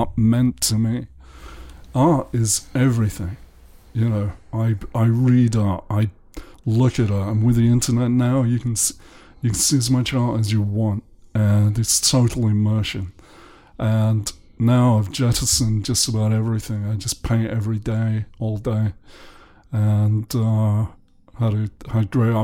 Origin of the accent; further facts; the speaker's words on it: the north of England, United Kingdom; moved away; also born or lived in London; I'm English. I was born in the north of England in 1955